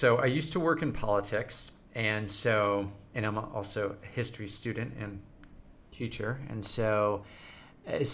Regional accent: United States; as an American

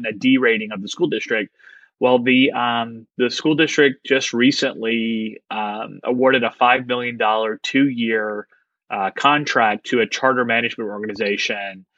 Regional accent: Mississippi, United States; I live in Mississippi and I'm from Mississippi

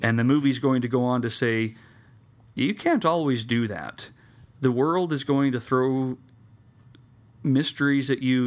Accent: Salem, Utah, United States; here in my hometown

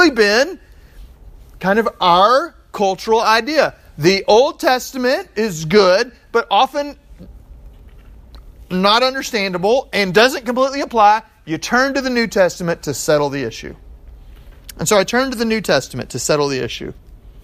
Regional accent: Texas, United States; I'm from Texas

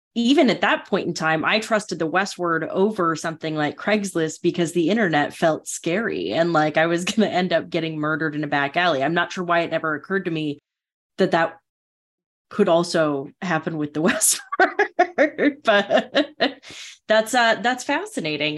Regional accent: North Dakota, United States; growing up in North Dakota

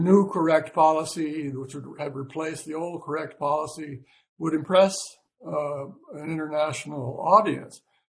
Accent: United States; I'm from America

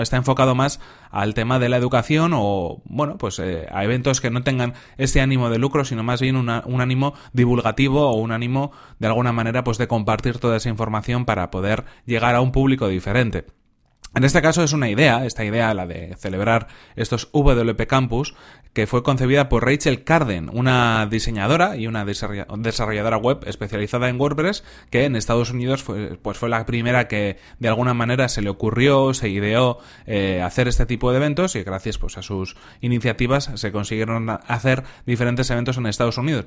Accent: Bilbao, Basque Country, Spain; Bilbao, que es de donde yo soy

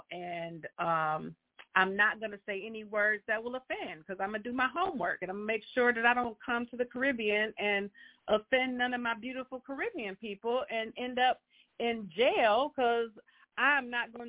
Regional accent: United States; And they would know that I'm American, too, and I don't speak patois.

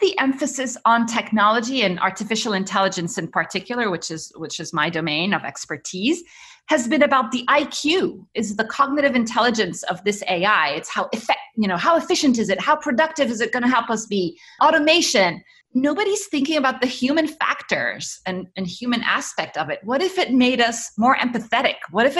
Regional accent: Cairo, Cairo Governorate, Egypt; also born or lived in Middle East; So I was born in Cairo. My parents are, I mean, we're Egyptian, and my parents worked in the Middle East. So I grew up around the Middle East.

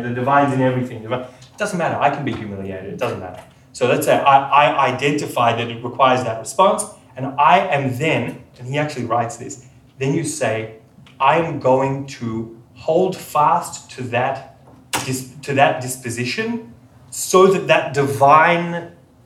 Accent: Sydney, New South Wales, Australia; I grew up in Sydney in a non-observant home

